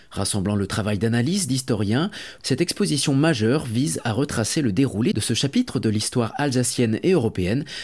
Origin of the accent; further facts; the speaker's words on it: Germany; Non, je suis allemand.